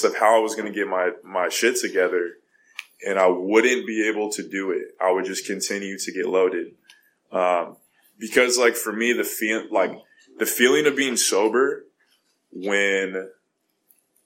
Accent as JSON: {"language": "English", "region": "California", "country": "United States", "said": "I'm from California, and I go to this rehab center in Montana"}